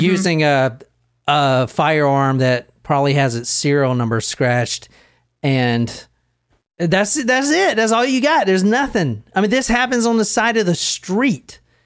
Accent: Gilbert, Arizona, United States; I grew up in Gilbert

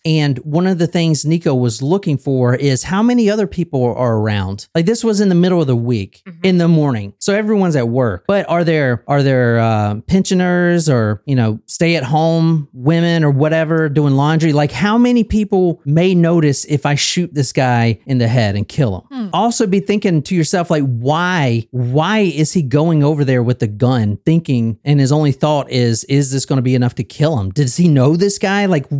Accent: Easley, South Carolina, United States; Like a fucking redneck. Like, I'm from Easley, South Carolina.

